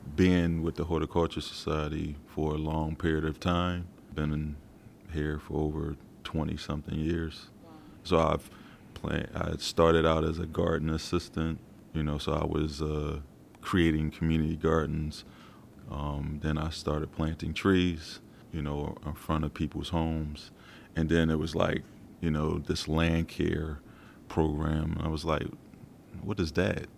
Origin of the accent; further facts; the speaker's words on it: Philadelphia, Pennsylvania, United States; born and raised in South Philadelphia.